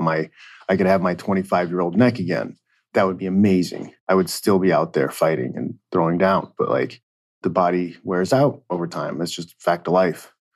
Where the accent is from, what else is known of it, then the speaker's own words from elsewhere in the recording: Indiana, United States; I grew up in Indiana